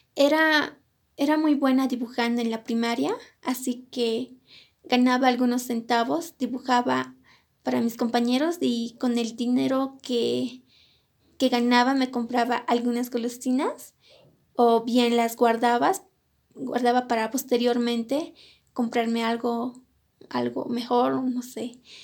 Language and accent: Spanish; Colquiri, La Paz, Bolivia; also born or lived in Cochabamba, Bolivia; Yo nací en la ciudad de Cochabamba, pero crecí en la comunidad de mis padres, que se encuentra en el departamento de La Paz, en la provincia de Colquiri